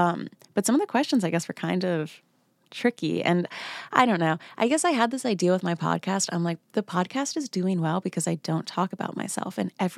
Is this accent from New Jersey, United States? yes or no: yes; New Jersey, United States; So I was born in New Jersey.